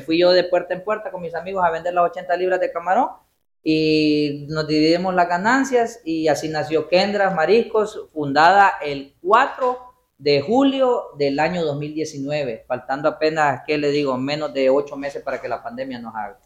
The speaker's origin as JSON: {"language": "Spanish", "town": "Gracias", "region": "Lempira", "country": "Honduras", "tie": "born or raised there", "moved": "yes", "said": "soy oriundo de Gracia Lempira"}